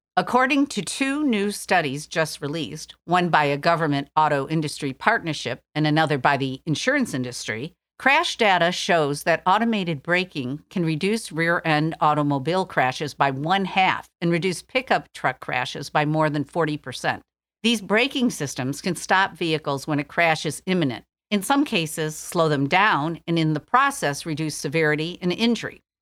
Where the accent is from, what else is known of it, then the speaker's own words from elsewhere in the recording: Detroit, Michigan, United States; Detroit, my hometown